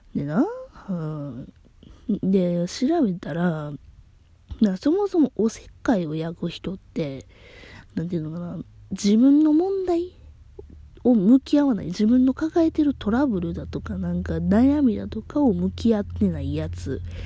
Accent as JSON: {"language": "Japanese", "region": "Kansai", "country": "Japan", "accent": "Kansai dialect", "said": "私、関西弁っちゅうこともあってね"}